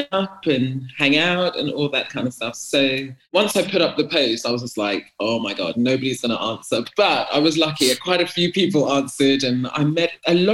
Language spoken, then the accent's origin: English; Ghana; but in terms of Ghanaian culture, do you know what Ghanaian culture is?